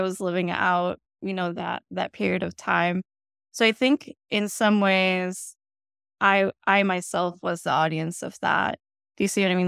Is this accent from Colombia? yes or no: yes; Colombia; born or raised there; first language Spanish; English is a second language; moved away as an adult; also born or lived in Bogotá / Chicago; now in United States